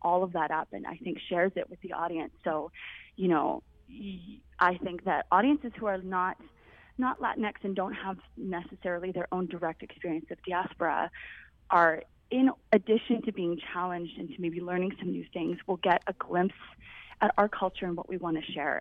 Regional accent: Canada; I grew up in Canada

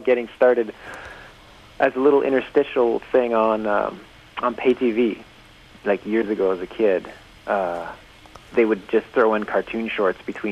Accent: Sault Ste. Marie, Ontario, Canada; I grew up in Sault Ste. Marie, Ontario

